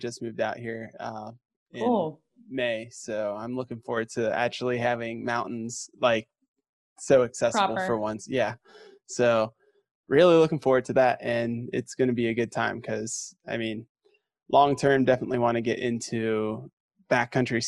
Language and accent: English; Ohio, United States; moved away; I grew up skiing in Ohio in small bump.